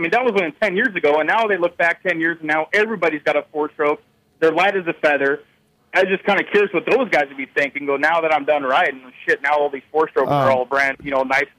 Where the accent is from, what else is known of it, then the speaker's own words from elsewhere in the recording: the Northwest, Pacific Northwest, United States; I'm from the Northwest